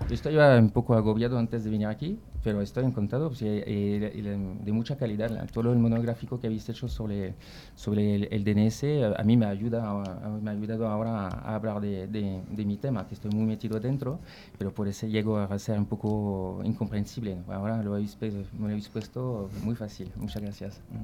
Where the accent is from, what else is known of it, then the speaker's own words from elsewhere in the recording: Brittany, near Nantes, Pays de la Loire, France; Spanish is a second language; moved away; also born or lived in Paris; estoy de Francia, de, Bretaña, que casi eh, un poquito cerca de Nantes, por los que conocen Francia, el país de Loira